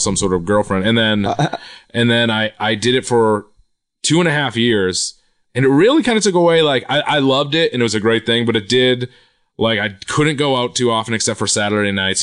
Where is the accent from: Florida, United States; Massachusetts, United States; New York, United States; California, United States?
Massachusetts, United States; Quincy; I'm from Quincy, Massachusetts, which is right. south of Boston.